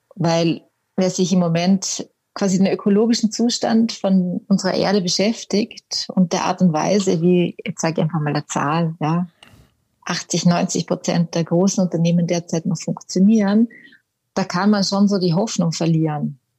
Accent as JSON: {"language": "German", "region": "Vorarlberg", "country": "Austria", "moved": "as an adult", "lives_now": "Munich, Germany", "said": "eigentlich bin ich Vorarlbergerin, komme aus dem Vorarlberg, bin aber mit 18 schon irgendwo damals in die weite Welt"}